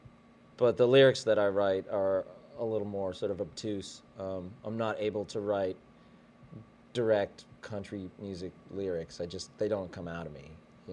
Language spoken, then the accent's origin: English; Boulder, Colorado, United States; born there; also born or lived in western Pennsylvania, United States / upstate New York, United States / northern Kentucky, United States; now in Texas, United States; No, I was born in Boulder, Colorado.